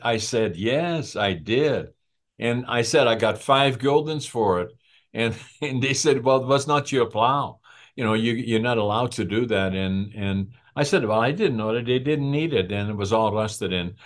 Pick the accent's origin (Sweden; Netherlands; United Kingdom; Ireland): Netherlands; first language Dutch; English is a second language; moved away as an adult; also born or lived in Prince George, British Columbia, Canada; now in Canada; I left Holland for Canada